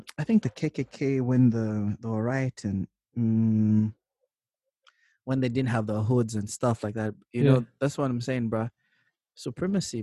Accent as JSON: {"language": "English", "country": "Zambia", "said": "I come from Zambia"}